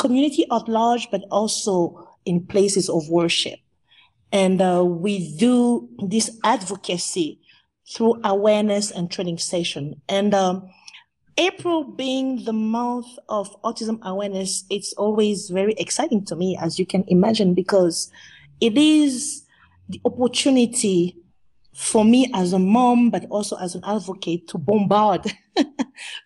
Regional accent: Central African Republic; also born or lived in Kenya; now in Dubai, United Arab Emirates; we are originally from the Central African Republic, and currently we live in Dubai

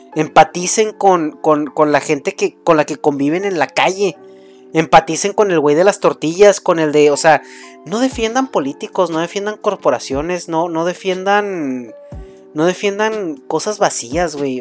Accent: Mexico; soy mexicano

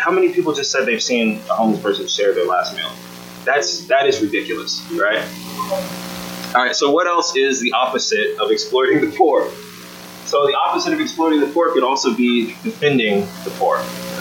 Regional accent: Austin, Texas, United States; my hometown

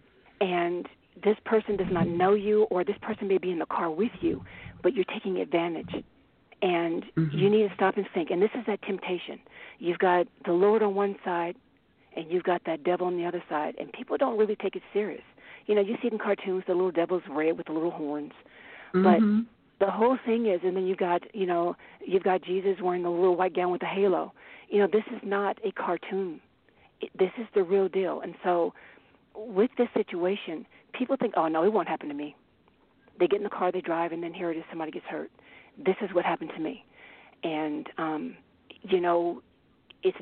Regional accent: Bay Area, California, United States; also born or lived in Germany / Paris, France; I grew up in the Bay Area

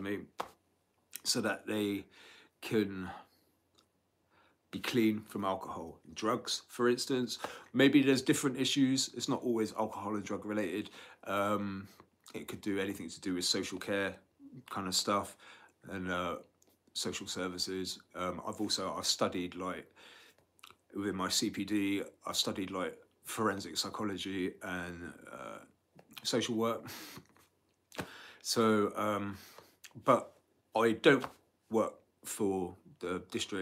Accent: Bath, South West England, United Kingdom; at college here at Bath, where my hometown, where I was born and raised in Somerset.

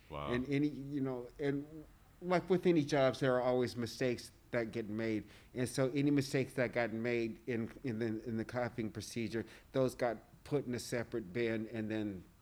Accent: Texas, United States; I am from Texas, so in the South you keep water in the refrigerator anyway.

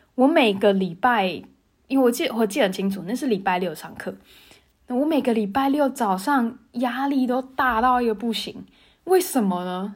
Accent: Tainan, Taiwan; moved away as an adult; also born or lived in Taipei; 我是台南人嘛，然后我高中毕业之后，我考上台北学校，所以我在台北念大学

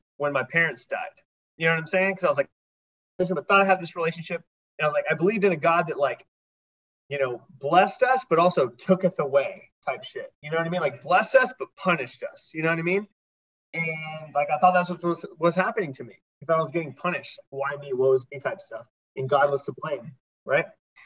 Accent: Texas, United States; now in Dallas, United States; I grew up Christian in Texas

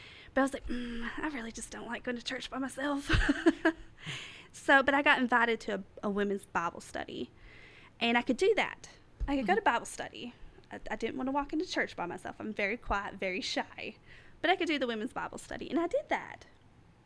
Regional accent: Southeast Kentucky, United States; accent: hick; moved away as an adult; now in East Tennessee, United States; I'm from Southeast Kentucky, and I have a hick accent.

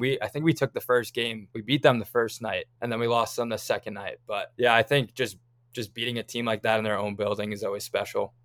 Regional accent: Wayne, New Jersey, United States; moved away as an adult; now in Tucson, United States; the rink I grew up in. I'd say the Ice Vault in Wayne, New Jersey

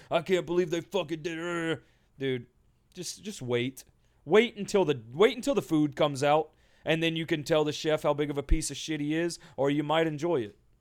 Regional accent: Ethel, Louisiana, United States; I was born in Ethel, Louisiana, middle of nowhere, miles from fucking anybody or anything big

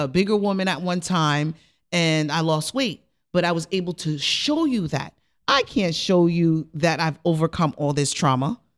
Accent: Rockland County, New York, United States; I'm originally from Rockland County

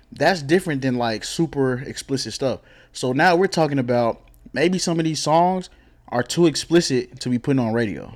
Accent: DeSoto, Texas, United States; I'm from DeSoto

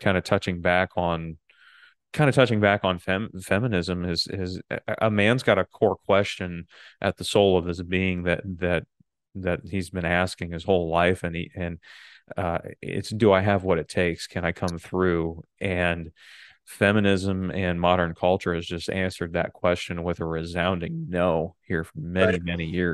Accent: Michigan, United States; I'm growing up in Michigan

